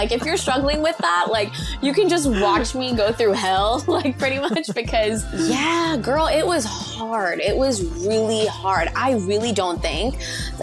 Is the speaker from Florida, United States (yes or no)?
yes; South Florida, United States; also born or lived in St. Thomas, U.S. Virgin Islands; I was born in St. Thomas in the Virgin Islands, but I was raised in South Florida.